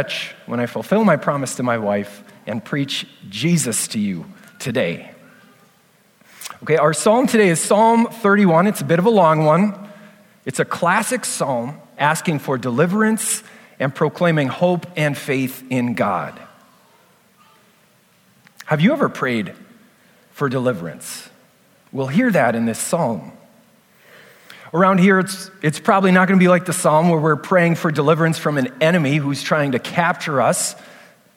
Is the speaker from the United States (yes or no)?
yes; Fergus Falls, Minnesota, United States; We grew up in Fergus Falls together.